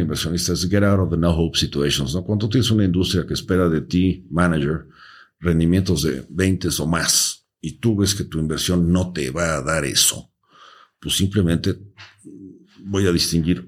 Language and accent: Spanish; Mexico